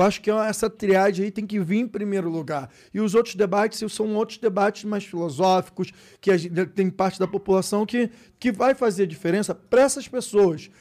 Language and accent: Portuguese; Brazil; sou brasileiro, eu sou brasileiro. E favelado